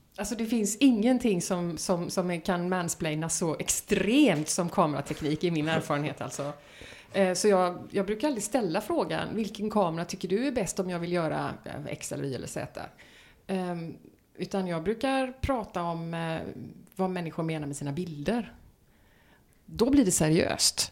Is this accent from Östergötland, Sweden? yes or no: yes; Östergötland, Sweden; now in Gothenburg, Sweden; min barndom i eh, södra Östergötland